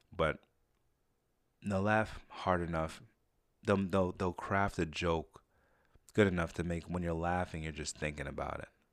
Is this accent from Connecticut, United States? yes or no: no; Saratoga Springs, New York, United States; also born or lived in Jamaica; When I grew up in Saratoga, I was one of the only black kids in the area.